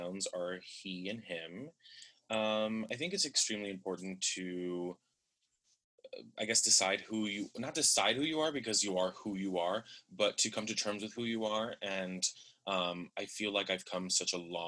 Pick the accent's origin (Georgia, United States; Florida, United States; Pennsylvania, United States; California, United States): Florida, United States; Miami; I am from Miami, Florida